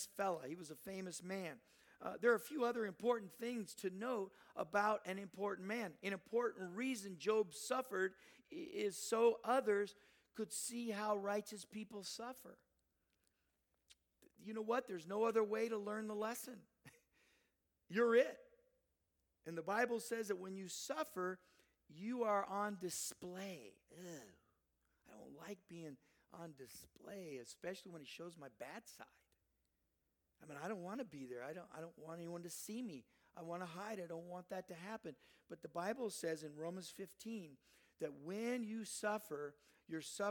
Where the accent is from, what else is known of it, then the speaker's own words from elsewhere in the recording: Southern California, United States; I grew up down in Southern California.